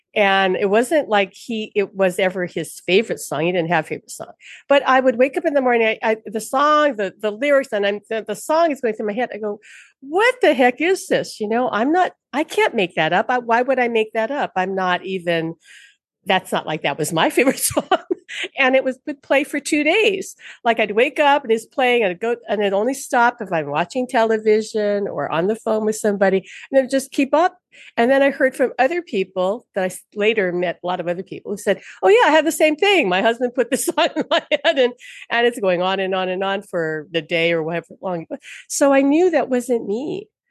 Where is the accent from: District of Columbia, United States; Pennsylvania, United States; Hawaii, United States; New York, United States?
Hawaii, United States; Honolulu; from Honolulu, born and raised in Hawaii on Oahu.